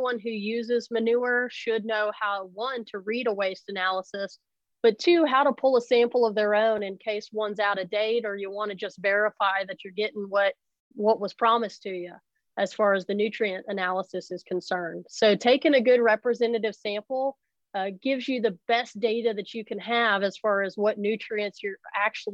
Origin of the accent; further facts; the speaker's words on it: Arkansas, United States; moved away as an adult; also born or lived in Virginia / Idaho; now in North Carolina, United States; I grew up in Arkansas.